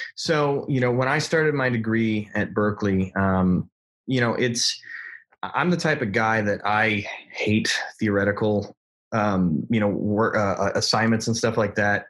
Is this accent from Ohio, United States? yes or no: no; Detroit, Michigan, United States; I'm from Detroit